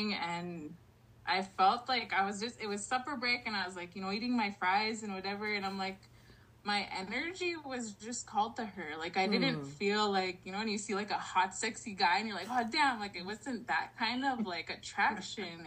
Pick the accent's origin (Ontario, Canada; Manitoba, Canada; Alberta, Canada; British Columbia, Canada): Manitoba, Canada; Long Plain First Nation; I'm from the Long Plain First Nation out of Manitoba, as well as the Niganit Cree Nation here in Southwest Saskatchewan.